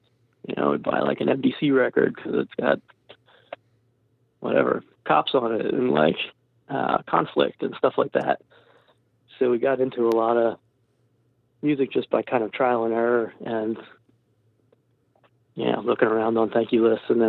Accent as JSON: {"language": "English", "region": "New Jersey", "country": "United States", "said": "we're from New Jersey, all these great New Jersey and New York hardcore bands that we wanted to fit"}